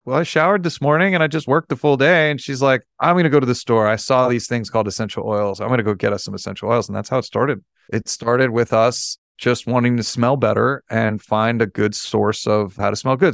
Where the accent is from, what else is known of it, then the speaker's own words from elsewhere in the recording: New York City, New York, United States; I'm born and raised in New York